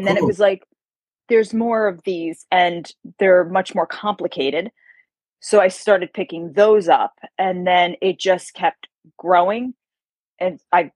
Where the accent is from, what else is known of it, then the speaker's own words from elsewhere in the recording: Carmel, New York, United States; moved away as an adult; also born or lived in White Plains, New York; now in Charlotte, United States; I'm a New Yorker, born and raised